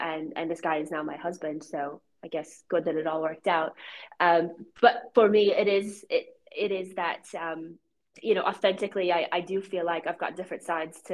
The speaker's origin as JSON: {"language": "English", "town": "Seattle", "region": "Washington", "country": "United States", "tie": "born or raised there", "moved": "as an adult", "lives_now": "Christchurch, New Zealand", "said": "I grew up in Seattle, so I'm originally from America"}